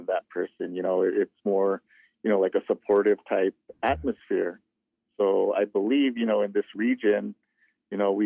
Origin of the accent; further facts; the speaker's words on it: Cochiti Pueblo, New Mexico, United States; I'm from Cochiti Pueblo, here in New Mexico, right in between northern and southern. Grew up there